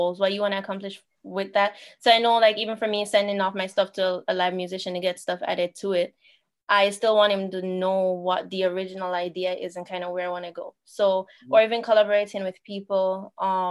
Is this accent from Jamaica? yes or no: yes; Jamaica; moved away as an adult; also born or lived in Toronto; now in Niagara region, Canada; I was born and raised in Jamaica